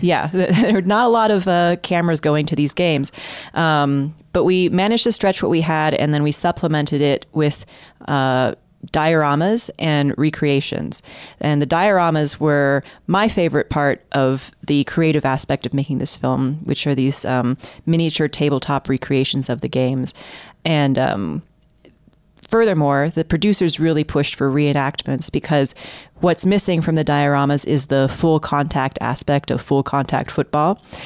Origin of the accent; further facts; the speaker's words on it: Houston, Texas, United States; I'm from Houston, and I grew up there